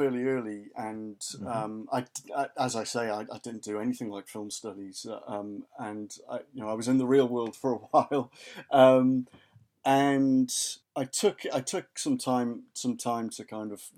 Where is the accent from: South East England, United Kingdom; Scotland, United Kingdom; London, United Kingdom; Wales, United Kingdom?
Wales, United Kingdom; Haverfordwest; moved away; I was born in West Wales, raised in West Wales. So my hometown is Haverford West, and if you want to get really, really specific, Merlin's Bridge. So that's where I grew up.